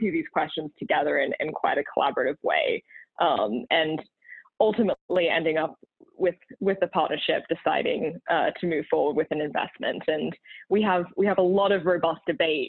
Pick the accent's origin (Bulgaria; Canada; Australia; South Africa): Australia; also born or lived in Texas / California; now in Boston, United States; despite being Australian and having lived in Texas and California